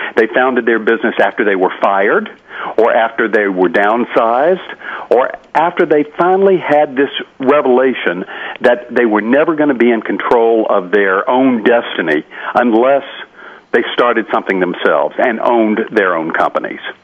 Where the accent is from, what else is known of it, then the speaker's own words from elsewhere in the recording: Carrollton, Georgia, United States; my hometown of Carrollton, Georgia